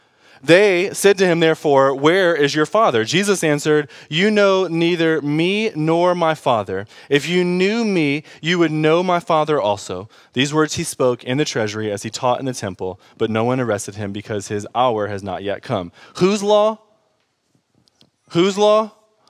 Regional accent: Detroit, Michigan, United States; I grew up in Detroit

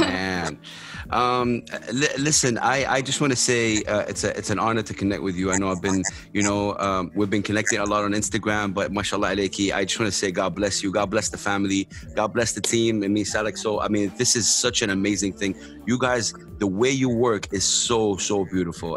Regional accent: Saudi Arabia; I'm from Saudi Arabia

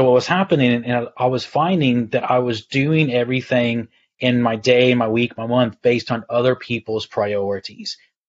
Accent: Texas, United States; also born or lived in Galway, Ireland; now in United Kingdom; I'm originally from Texas, though. And 16 years ago, I moved to the Republic of Ireland on the west coast near Galway. So my accent's all over.

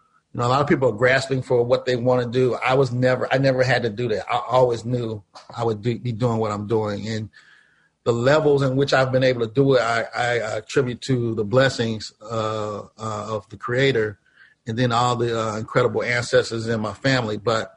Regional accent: St. Louis, Missouri, United States; moved away; also born or lived in Chicago; growing up in St. Louis, you know, St. Louis can be a very hard place

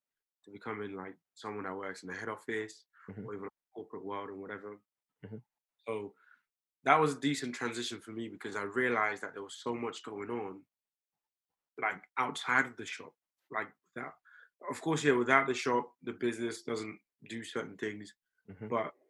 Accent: Tottenham, London, United Kingdom; When I got here, I grew up in Tottenham, went to school in a school called White Hart Lane, which then changed to Woodside High School.

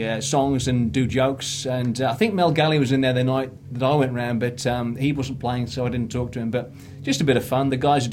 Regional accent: Birmingham, West Midlands, United Kingdom; now in Australia

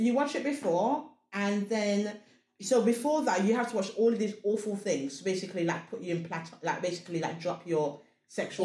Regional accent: Sierra Leone; I'm Africa. I come from Sierra Leone

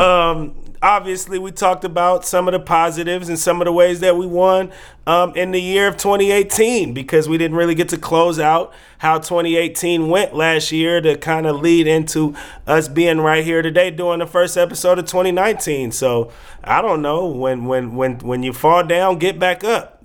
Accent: Bay Area, California, United States; now in Portland, United States; we grew up in the Bay Area

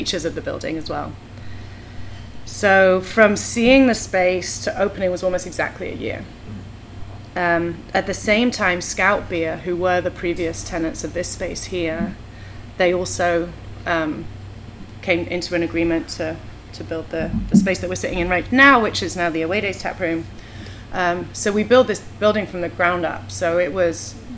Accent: England, United Kingdom; moved away as an adult; now in Portland, United States; we moved to Portland about 13 years ago. We're both from England.

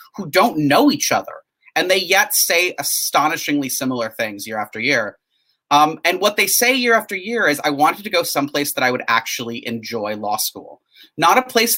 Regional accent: northern Wisconsin, United States; moved away as an adult; also born or lived in St. Paul, Minnesota; now in Charlottesville, United States; I grew up in a small town in the Midwest in sort of northern Wisconsin

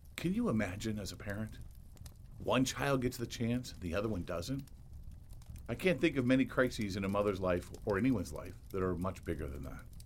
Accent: Indiana, United States; my home state of Indiana

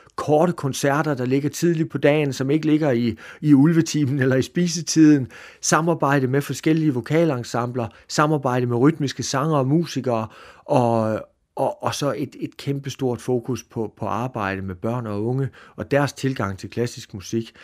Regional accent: Jutland, Denmark; jeg er fra Jylland

